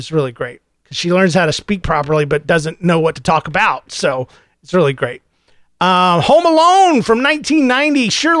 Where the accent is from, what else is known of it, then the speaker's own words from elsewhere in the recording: the South, United States; accent: redneck; because I was raised in the South. I had a redneck accent.